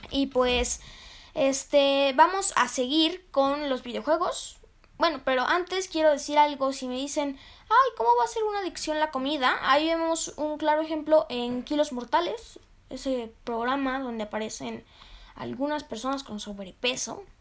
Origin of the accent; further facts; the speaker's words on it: Mexico; en lo personal a mí me gusta mucho la comida mexicana, porque soy de México, me encanta la comida mexicana